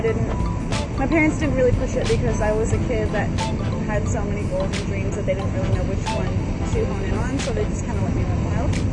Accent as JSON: {"language": "English", "town": "Reno", "region": "Nevada", "country": "United States", "said": "I'm actually from Reno, Nevada"}